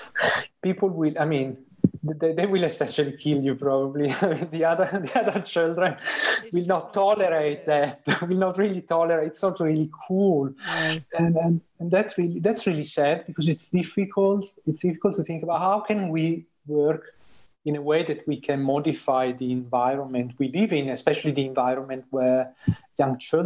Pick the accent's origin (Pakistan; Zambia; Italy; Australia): Italy; moved away as an adult; now in Sweden; I grew up in Italy